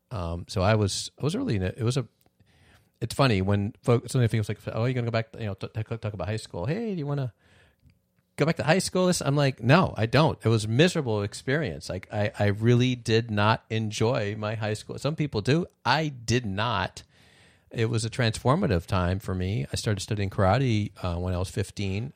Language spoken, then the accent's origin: English; Midwest, United States; born in the Midwest